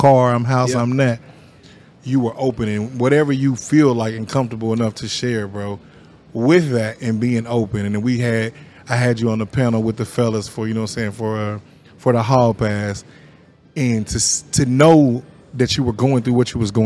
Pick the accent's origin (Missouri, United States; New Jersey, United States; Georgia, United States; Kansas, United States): Kansas, United States; Sunflower Apartments; as a kid, I grew up in Sunflower Apartments